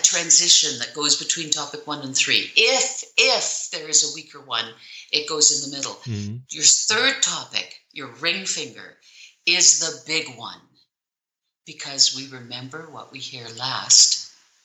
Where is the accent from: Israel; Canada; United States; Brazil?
Canada; I'm Canadian.